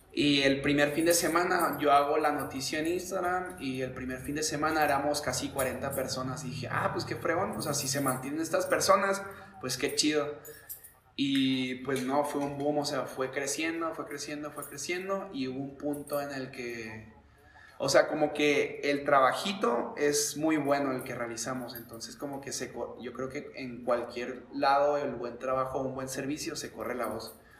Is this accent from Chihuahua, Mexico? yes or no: yes; Chihuahua, Mexico; moved away as an adult; also born or lived in Mexico City / Spain; salí de la casa a dedicarme al deporte a los 22, me fui un año a Ciudad de México y tío, casi cuatro a España y regresé a mis 26, 27 aquí a Chihuahua